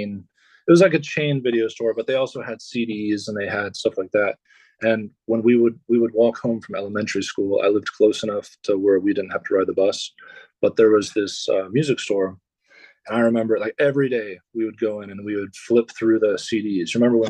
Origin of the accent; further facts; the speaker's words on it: Dayton, Ohio, United States; I'm born and raised in Dayton, Ohio. It's where I live currently.